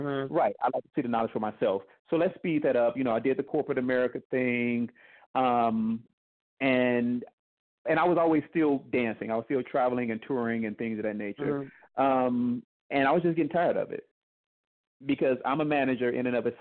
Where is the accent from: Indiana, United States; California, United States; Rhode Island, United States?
Indiana, United States; moved away as an adult; now in Dallas, United States; I'm originally from Indiana. I live in Dallas now.